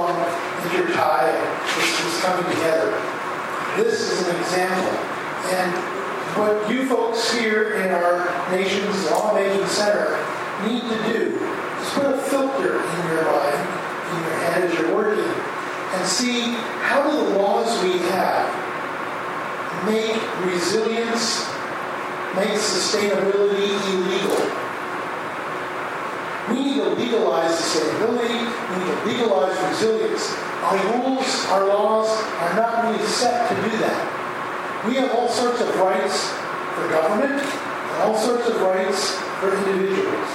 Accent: New Jersey, United States; I grew up in New Jersey.

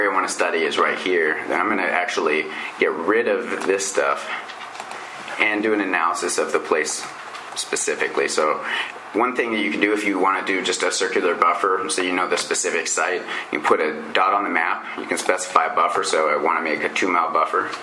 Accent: Montana, United States; I'm from Montana

